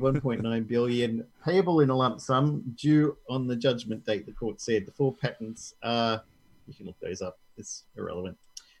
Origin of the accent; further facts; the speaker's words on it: Barcelona, Catalonia, Spain; I come from Barcelona.